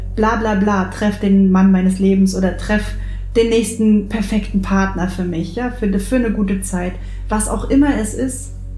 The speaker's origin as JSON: {"language": "German", "area": "near the Baltic Sea", "region": "Baltic coast", "country": "Germany", "tie": "born or raised there", "said": "in meiner Heimat hier in der Nähe der Ostsee"}